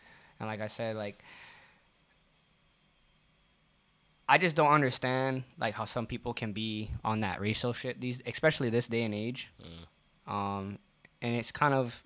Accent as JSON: {"language": "English", "region": "Hawaii", "country": "United States", "tie": "born or raised there", "said": "growing up in Hawaii, everybody, almost 99% of everybody out here is mixed"}